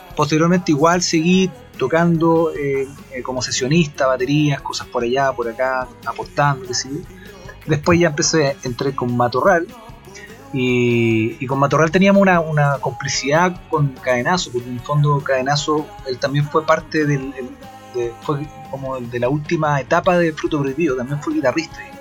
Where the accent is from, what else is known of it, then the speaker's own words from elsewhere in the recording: Concepción, Biobío, Chile; soy de allá de Concepción